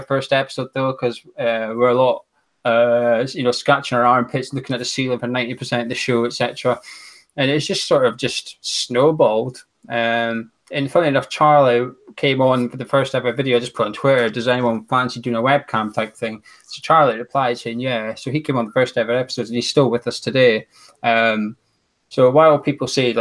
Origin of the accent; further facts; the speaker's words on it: Aberdeen, Scotland, United Kingdom; I'm originally from Aberdeen. I'm still in Aberdeen, which is in very northeast of Scotland.